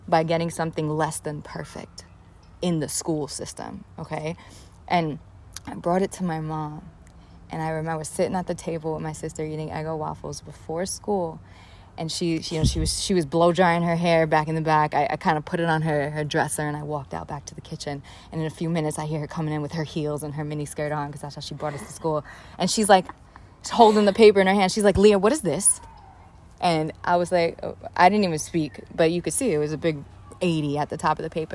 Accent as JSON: {"language": "English", "town": "New York City", "region": "New York", "country": "United States", "tie": "born or raised there", "said": "I grew up in the South Bronx in the projects of the South Bronx to a single mom Puerto Rican family"}